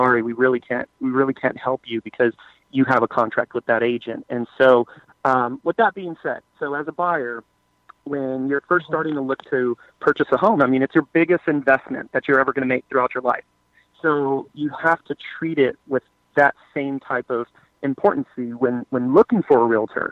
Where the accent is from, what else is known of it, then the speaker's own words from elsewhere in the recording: San Antonio, Texas, United States; born and raised in San Antonio.